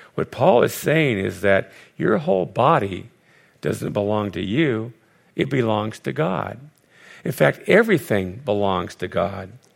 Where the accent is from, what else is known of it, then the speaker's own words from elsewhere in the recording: Los Angeles, California, United States; also born or lived in Connecticut; I'm born and raised in Los Angeles